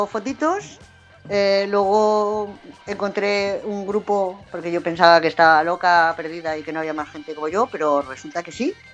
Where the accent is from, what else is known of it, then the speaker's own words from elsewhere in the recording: Community of Madrid, Spain; accent: Madrid; Pero cuando hablo en madrileño, así con mi acento de Madrid